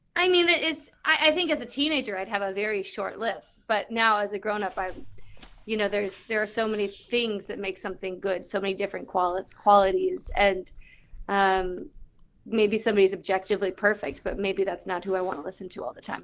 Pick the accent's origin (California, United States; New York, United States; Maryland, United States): California, United States; Southern; I grew up in Southern California